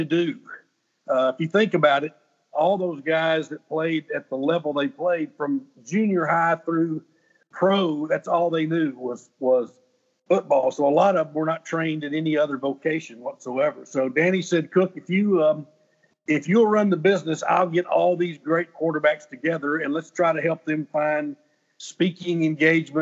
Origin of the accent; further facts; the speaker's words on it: Nashville, Tennessee, United States; I'm a native bird